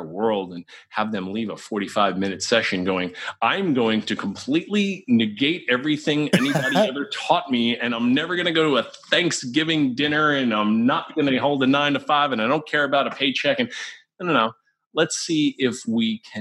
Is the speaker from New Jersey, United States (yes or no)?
no; New York, United States; I'm like a New Yorker